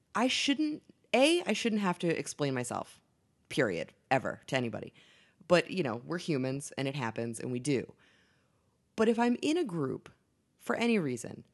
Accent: Boston, Massachusetts, United States; I'm from Boston

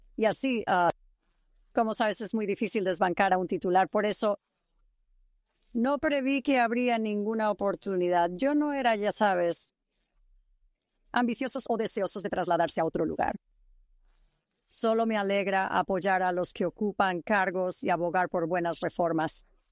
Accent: East Bay, San Francisco, California, United States; moved away as an adult; also born or lived in Utah / Eastern Washington / Pennsylvania / Idaho; now in Saratoga Springs, United States; Crecí en la bahía este de San Francisco

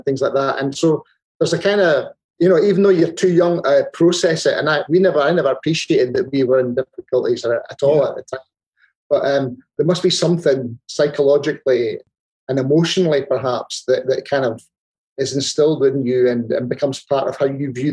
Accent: Dundee, Scotland, United Kingdom; I was born in 1962. I was brought up on the Hilltown area in Dundee

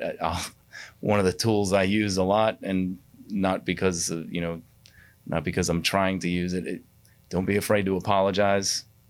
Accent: New York, United States; born there; I was born in New York. I didn't live there very long, but I still have family up there.

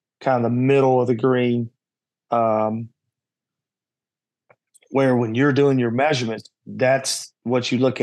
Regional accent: Kentucky, United States; I was from Kentucky

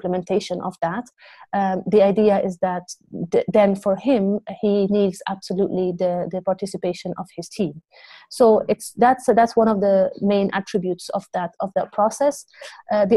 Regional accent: Beirut, Beirut Governorate, Lebanon; now in Amsterdam, Netherlands; I grew up in Lebanon, in Beirut, during the war years.

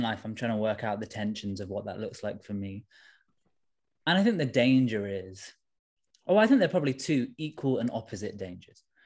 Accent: London, United Kingdom; I'm from Tooting in southwest London. Um, my dad is from India originally. My mum is from Sri Lanka. And, um, yeah, I was, I was born and raised in London

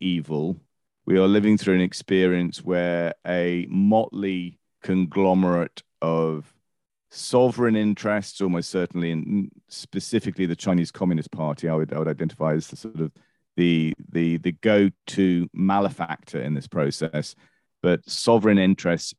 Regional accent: United Kingdom; I'm British, as a kid went through the winter of discontent in the late 70s

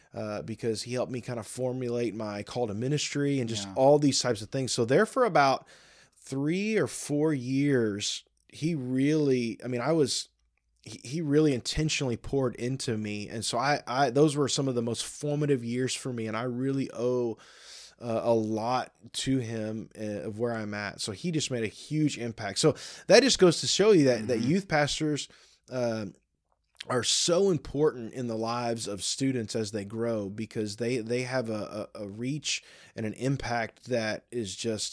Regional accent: Michigan, United States; I grew up in Michigan for some of my childhood, and I feel like it's a Michigan winter right now because there is snow everywhere.

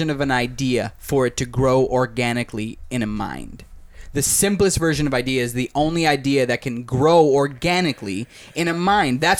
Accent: Cicero, Illinois, United States; born there; I was born in Cicero.

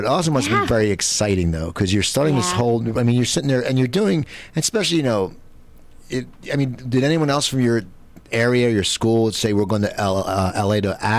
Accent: suburbs of New Jersey near Philadelphia, United States; also born or lived in San Diego; now in Los Angeles, United States; I grew up in the suburbs of New Jersey, but we're 10 minutes from Philadelphia.

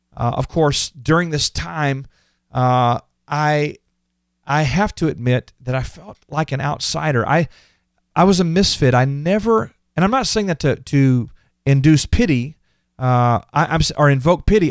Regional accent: Houston, Texas, United States; I was born and raised in Texas

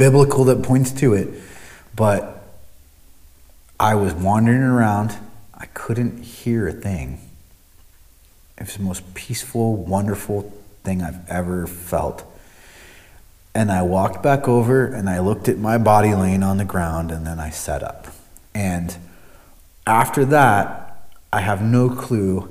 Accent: Omaha, Nebraska, United States; moved away; I grew up in Omaha, Nebraska

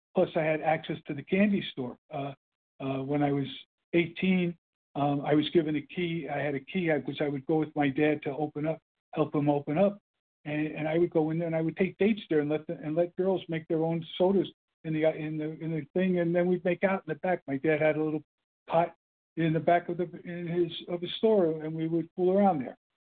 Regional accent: New York City, New York, United States; accent: Brooklyn; also born or lived in New Jersey; I had my Brooklyn accent, which was kind of an Illinois accent

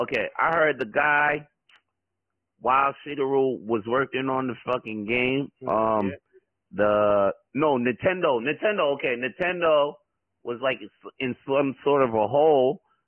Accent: United States; I'm a U.S. guy, right? I'm American

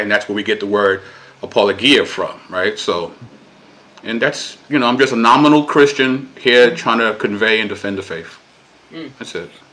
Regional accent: New York City, New York, United States; I am Puerto Rican. Uh, born and raised in Brooklyn, New York

